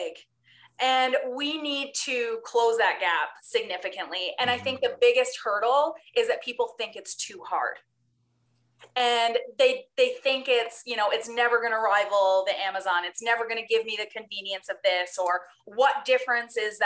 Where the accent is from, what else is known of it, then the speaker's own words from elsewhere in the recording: Newfoundland and Labrador, Canada; now in Calgary, Canada; I'm from Newfoundland originally